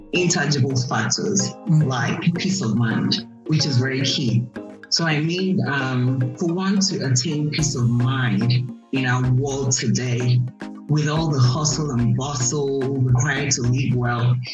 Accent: Nigeria; moved away as an adult; also born or lived in Anambra State; now in United States; raised in Nigeria. I moved to the US in 2010

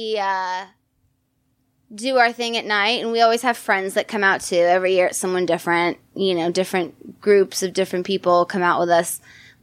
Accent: San Diego, California, United States; moved away as an adult; now in western Pennsylvania, United States; I'm from San Diego, but I live in Western Pennsylvania.

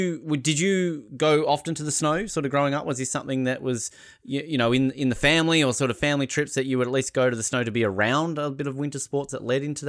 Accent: Australia; for people like us growing up in Australia where we're not really surrounded by snow

